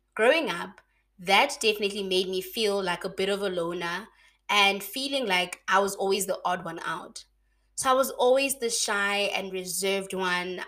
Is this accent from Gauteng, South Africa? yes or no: no; Mahikeng, North West, South Africa; moved away as an adult; now in Bloemfontein, South Africa; born and bred in Mafikeng, but I'm currently living and working in Bloemfontein